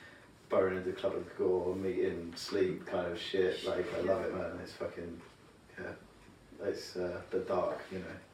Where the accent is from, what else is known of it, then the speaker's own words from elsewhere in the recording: England, United Kingdom; I'm an English person